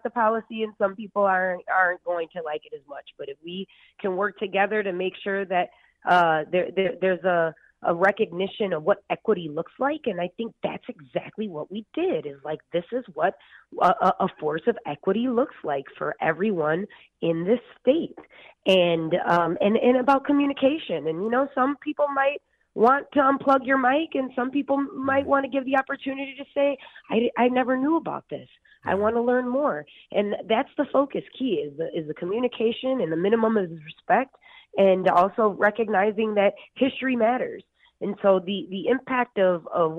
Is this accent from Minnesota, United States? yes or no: yes; Minnesota, United States; my role as a Minnesotan